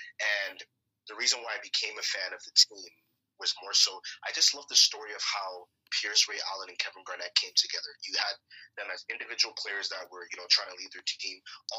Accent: Toronto, Ontario, Canada; growing up, Toronto area, Canada

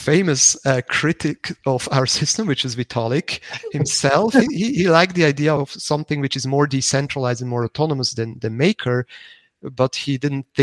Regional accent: Zug, Switzerland; the canton of Zug, which is my hometown

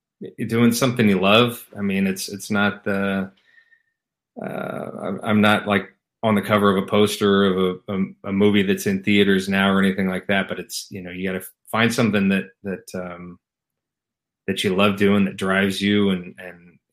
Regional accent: Lincoln, Nebraska, United States; moved away as an adult; now in Los Angeles, United States; Born and raised in Lincoln

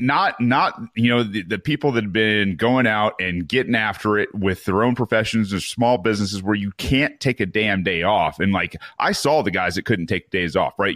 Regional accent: Mount Pleasant, Michigan, United States; moved away; I'm from Mount Pleasant

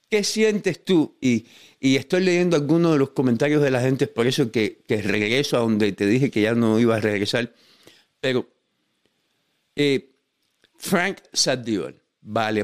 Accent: Cuba; porque yo sé cómo es Cuba, porque yo nací y crecí en Cuba.

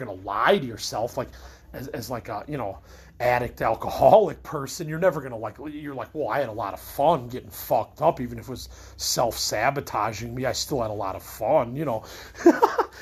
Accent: Midwest, United States; I'm a Midwesterner

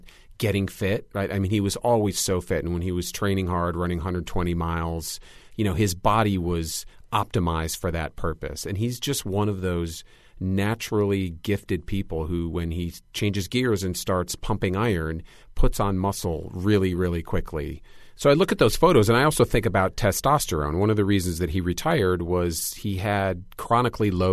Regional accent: Grand Rapids, Michigan, United States; born or raised there

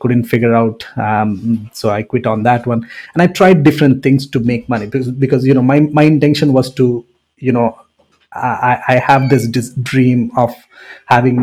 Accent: India; English is a second language; moved away as an adult; also born or lived in Sarnia, Canada; now in Windsor, Canada; born and raised in India.

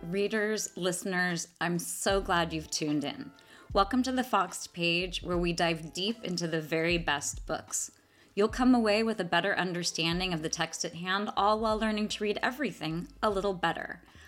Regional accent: Atherton, California, United States; my hometown of Atherton. So, Atherton, California.

